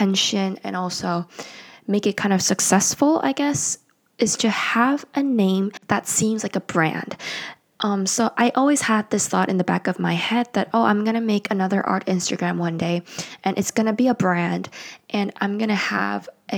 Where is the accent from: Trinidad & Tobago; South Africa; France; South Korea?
South Korea; English is a second language; also born or lived in United States; now in Seoul, South Korea; I am from South Korea and I currently live in Seoul, South Korea